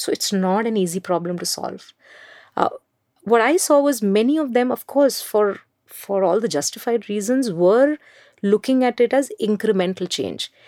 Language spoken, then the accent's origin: English; Mumbai, Maharashtra, India; I grew up in Mumbai.